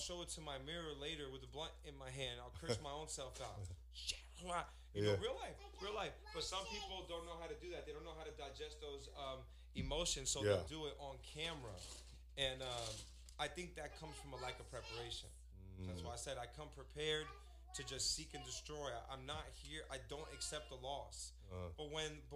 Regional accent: Newark, New Jersey, United States; also born or lived in Orlando, Florida; I'm from Newark

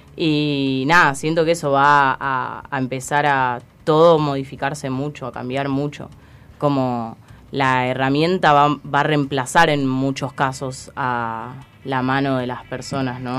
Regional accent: Pinamar, Buenos Aires Province, Argentina; yo soy de Pinamar

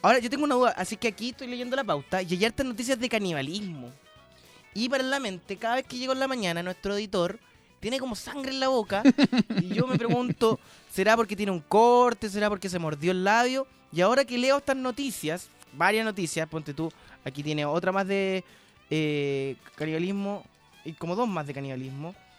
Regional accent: La Florida, Santiago Metropolitan Region, Chile; yo soy de la Florida

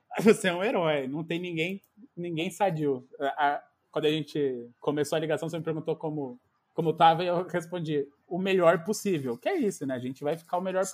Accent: São Paulo, Brazil; sou de São Paulo, mas nasci, nasci na periferia de São Paulo, em Pirituba. Aí morei um pouco também num outro bairro chamado Morro Doce

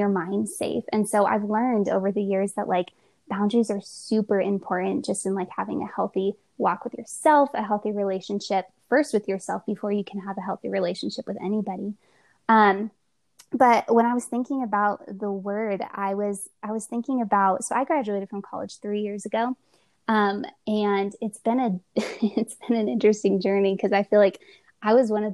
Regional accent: California, United States; moved away as an adult; now in Colorado Springs, United States; I'm originally from California.

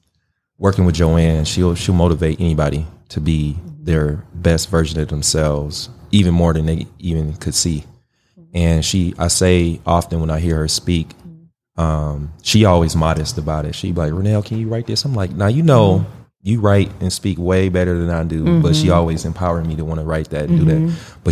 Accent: Milwaukee, Wisconsin, United States; For those who don't know, I grew up in Milwaukee, born, raised, went to Washington High School

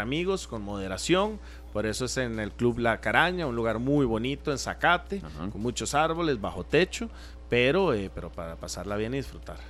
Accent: Costa Rica; como ticos

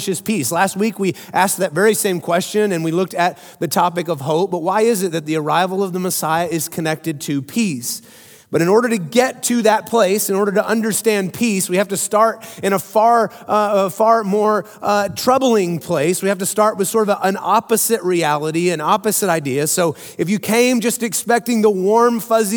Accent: Midland, Texas, United States; I grew up in Midland, Texas. You guys know that. I rep West Texas loud and proud all the time

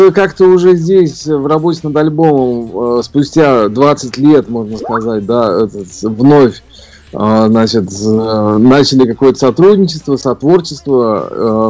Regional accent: Ufa, Bashkortostan, Russia; moved away as an adult; also born or lived in Saint Petersburg / Moscow; родился я в городе Уфа, Башкирия, в центре континента

